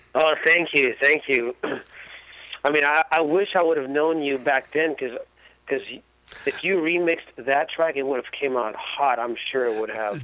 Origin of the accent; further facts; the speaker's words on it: San Francisco, California, United States; I am a native of San Francisco.